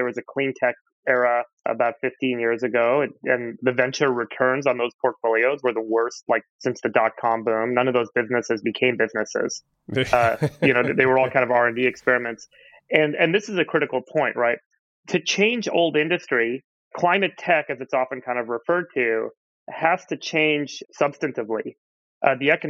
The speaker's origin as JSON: {"language": "English", "region": "Southern California", "country": "United States", "tie": "born or raised there", "said": "I grew up in Southern California"}